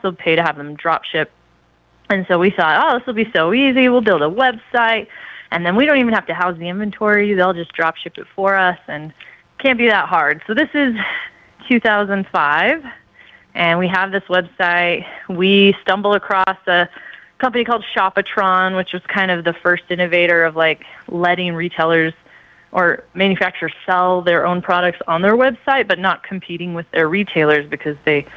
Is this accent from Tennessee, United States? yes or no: no; Kansas City, Missouri, United States; I grew up in Kansas City, Missouri, in a family that was pretty poor